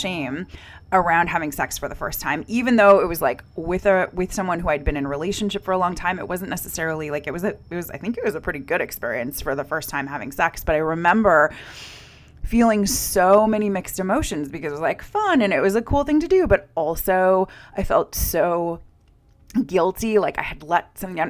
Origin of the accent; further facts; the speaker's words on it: United States; also born or lived in Norway; as an American who was studying in Scandinavia and in Norway